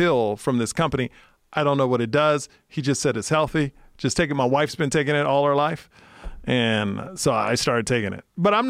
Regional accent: Texas, United States; And I'm from Texas.

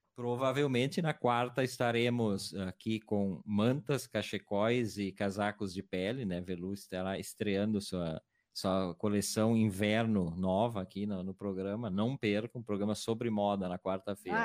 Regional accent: Garibaldi, Rio Grande do Sul, Brazil; minha cidade natal, Garibaldi

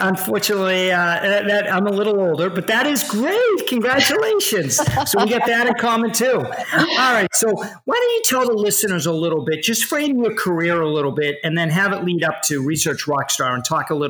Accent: Framingham, Massachusetts, United States; I grew up in Framingham, Massachusetts, which is right next to where Southborough is

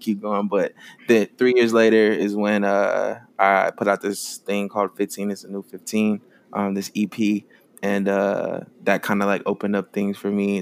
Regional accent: Bristol, Virginia, United States; was born in Bristol, Virginia, small town in Virginia, on the coast of Tennessee

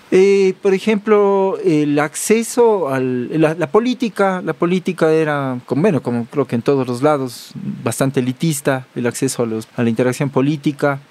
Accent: Cuenca, Azuay, Ecuador; accent: cuencano; moved away; yo soy cuencano de nacimiento

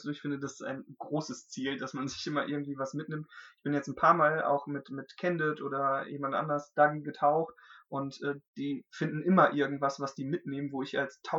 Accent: Dolberg, North Rhine-Westphalia, Germany; also born or lived in Hamm; ich komme aus der Gegend, ich bin in Dolberg aufgewachsen, ich bin zwar gebürtiger Hamenser, aber bin in Dolberg aufgewachsen, also die Lippe war immer schon der Fluss, der irgendwie so mich begleitet hat

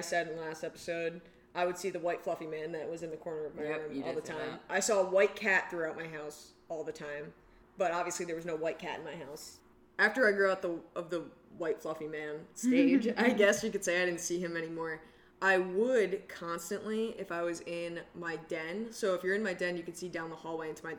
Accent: Connecticut, United States; I'm from Connecticut

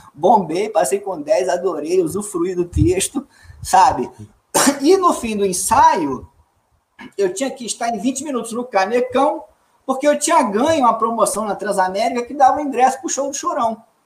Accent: Minas Gerais, Brazil; somos mineiros também, mas somos de outro flanco. Somos de outro flanco, outra área de Minas

